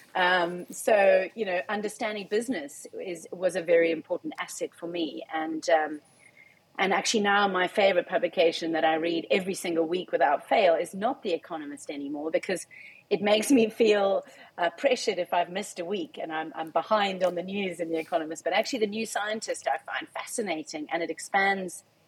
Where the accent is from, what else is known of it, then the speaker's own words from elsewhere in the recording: South Africa; I am a South African